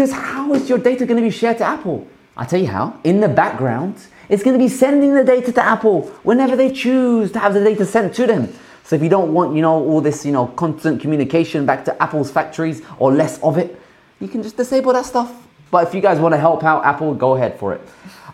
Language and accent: English; Australia; We're Australian